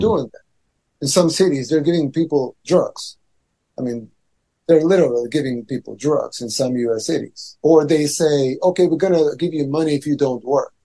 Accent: El Salvador; I'm from El Salvador, third world country in Central America.

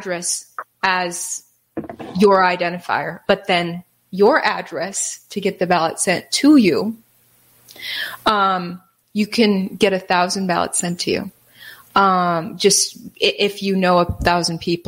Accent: Wisconsin, United States; I'm from Wisconsin.

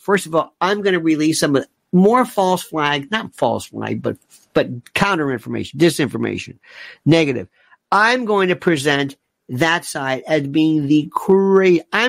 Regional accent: United States; Because remember, I'm an American. I care about America.

